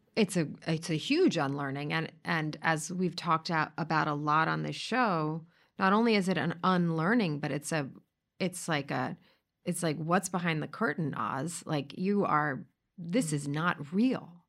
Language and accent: English; New York City, New York, United States; we grew up in the same place in similar circles